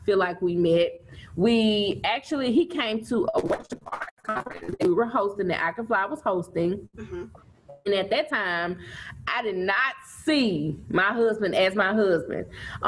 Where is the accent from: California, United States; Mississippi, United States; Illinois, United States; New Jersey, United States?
Mississippi, United States; Vicksburg; I am from Vicksburg, where I currently still live and reside